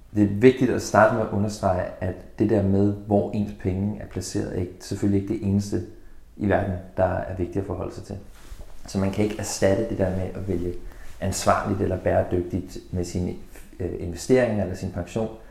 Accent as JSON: {"language": "Danish", "country": "Denmark"}